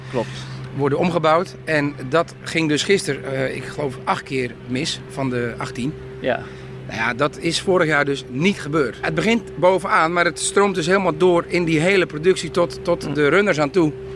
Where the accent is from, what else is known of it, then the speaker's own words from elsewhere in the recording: Netherlands; wij Nederlanders